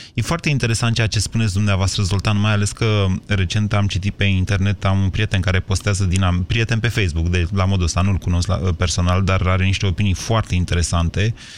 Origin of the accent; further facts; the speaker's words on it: Drobeta-Turnu Severin, Mehedinți County, Romania; moved away as an adult; now in Bucharest, Romania; sunt de la Severin am venit la București da. să fac o facultate și am rămas aici